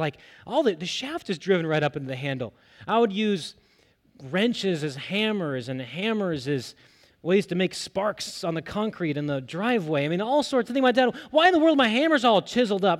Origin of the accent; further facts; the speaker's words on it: United States; as American believers